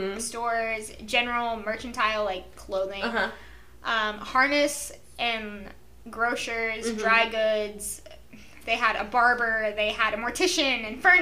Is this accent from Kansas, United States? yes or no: yes; Allen, Kansas, United States; born or raised there